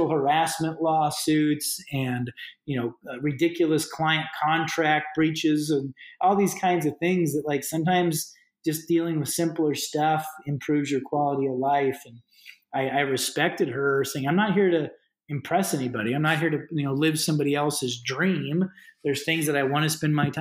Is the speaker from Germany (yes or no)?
no; United States; moved away as an adult; now in Canada; I'm an American, but I got really accustomed to working in Canada.